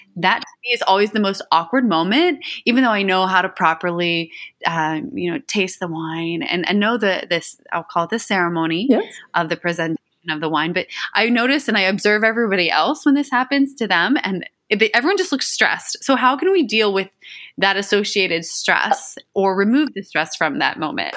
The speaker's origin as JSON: {"language": "English", "region": "eastern Ohio", "country": "United States", "said": "I'm from the eastern side of Ohio, um, near the closest city is Pittsburgh, Pennsylvania"}